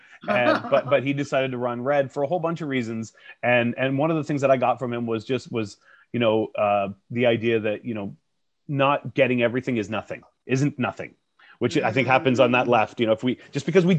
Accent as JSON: {"language": "English", "area": "Jack's Riding", "region": "Ontario", "country": "Canada", "tie": "born or raised there", "said": "I grew up in Jack's Riding. Like my dad worked in a lead smelting factory"}